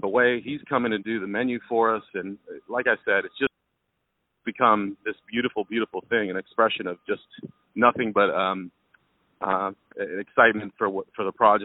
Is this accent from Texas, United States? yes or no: yes; Texas, United States; moved away; I'm from Texas